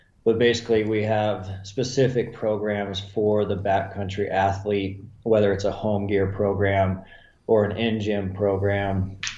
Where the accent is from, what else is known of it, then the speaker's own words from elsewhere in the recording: Montana, United States; I just knew that from growing up in Montana and watching the people that were successful consistently